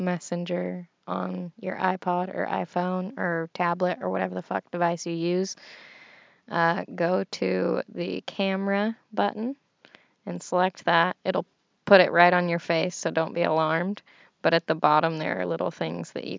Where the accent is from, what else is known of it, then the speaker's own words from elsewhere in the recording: United States; Estados Unidos